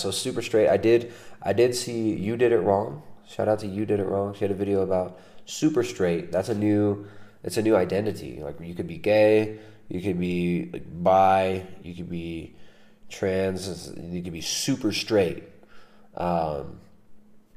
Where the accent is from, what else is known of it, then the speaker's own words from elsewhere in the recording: United States; now in South America; I don't get anything weird for being an American here.